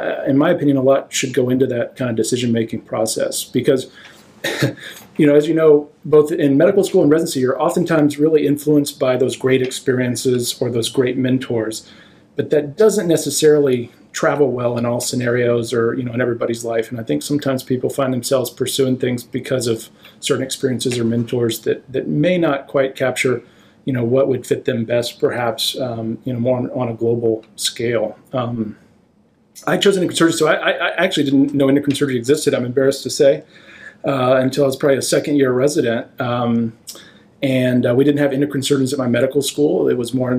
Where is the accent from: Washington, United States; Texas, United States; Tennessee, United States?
Texas, United States; moved away as an adult; also born or lived in Chapel Hill, North Carolina / Michigan; now in Providence, United States; I grew up in Texas, a small town